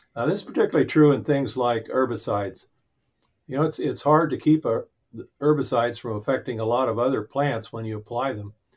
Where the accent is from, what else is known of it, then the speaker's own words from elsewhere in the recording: Central Valley of Arizona, United States; I grew up in the Central Valley of Arizona